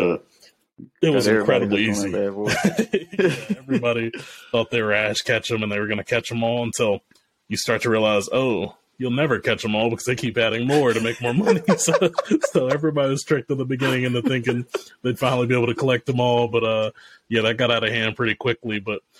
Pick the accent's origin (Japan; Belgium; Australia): Japan; I grew up in Japan in the early 90s.